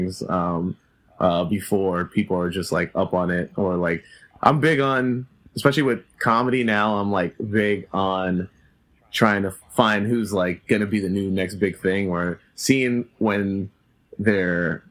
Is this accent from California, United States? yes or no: no; New York City, New York, United States; I've always grew up in Queens